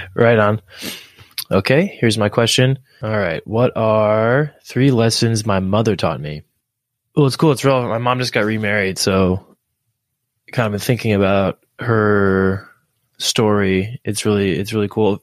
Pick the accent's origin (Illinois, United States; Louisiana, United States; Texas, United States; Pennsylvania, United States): Pennsylvania, United States; Philadelphia; I, am from the U.S. and I grew up in Philadelphia and in, in and around Philadelphia